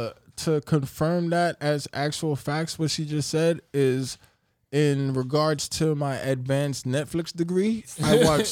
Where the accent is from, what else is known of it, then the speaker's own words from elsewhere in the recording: New York City, New York, United States; being from and living in New York